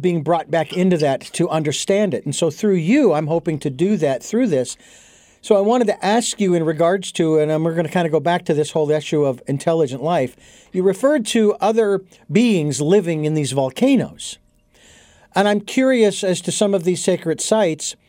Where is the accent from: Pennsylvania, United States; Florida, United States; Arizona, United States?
Arizona, United States; Phoenix; When I was growing up in the Southwest, in Phoenix, Arizona in particular